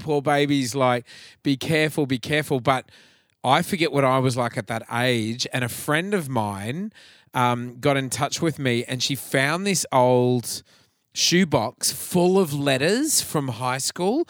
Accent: Atherton, Queensland, Australia; my hometown of Atherton up north

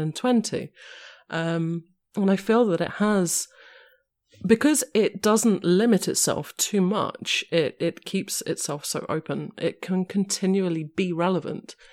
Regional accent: London, United Kingdom; I am a Londoner

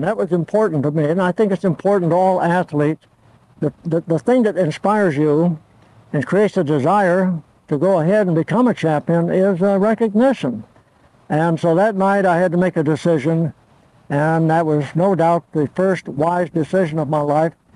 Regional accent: Torrance, California, United States; English is a second language; also born or lived in Olean, New York; I was born January 26, 1917 in Olean, New York. I moved to California for my health. I had pneumonia. and um, so ever since I was two years old, I lived in uh, Torrance, California, just south of LA, about 20 miles

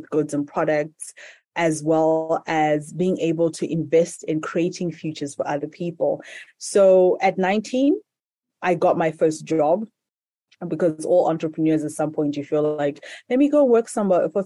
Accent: Zimbabwe; So I'm currently in Zimbabwe, which is my home country, and in the capital, Harare

